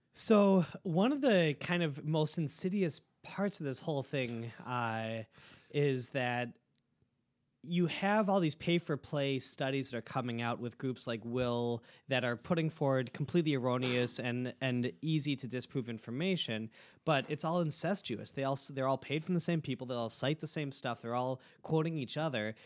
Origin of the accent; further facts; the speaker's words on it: Milwaukee, Wisconsin, United States; I'm from Milwaukee my whole life